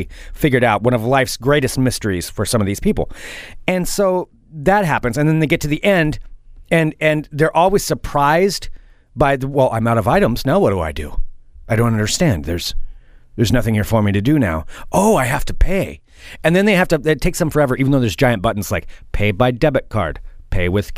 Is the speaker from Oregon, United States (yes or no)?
yes; Oregon, United States; I am from Oregon